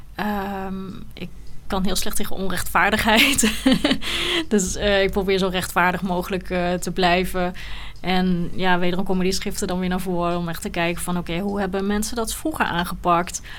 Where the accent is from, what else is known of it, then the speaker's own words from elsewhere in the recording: Netherlands; also born or lived in Sri Lanka; ik ben al bijna mijn hele leven hier in Nederland. Ik was eh, als baby